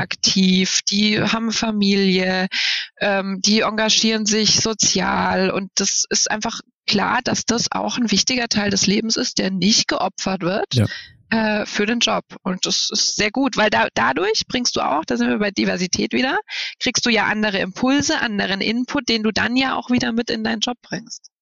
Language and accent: German; Bamberg, Bavaria, Germany; now in Berlin, Germany; Ich war, bin ja in Bayern geboren und in Bayern aufgewachsen